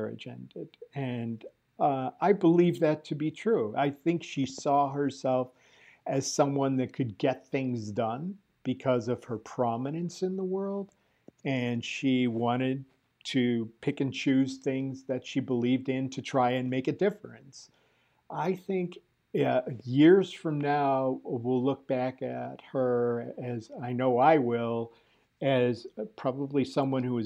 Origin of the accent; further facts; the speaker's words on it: Cleveland, Ohio, United States; I grew up in Cleveland